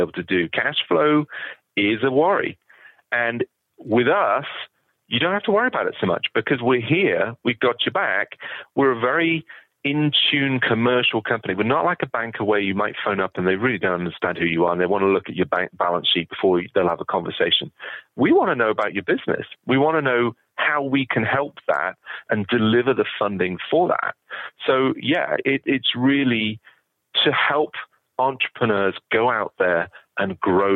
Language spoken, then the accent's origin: English; United Kingdom; moved away as an adult; now in United States; I was in the UK and I'd been working for a bank